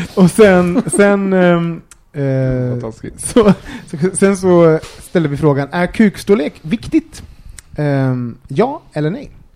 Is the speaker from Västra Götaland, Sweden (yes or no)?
yes; Gothenburg, Västra Götaland, Sweden; also born or lived in Årsta; now in Stockholm, Sweden; vi kom från Göteborg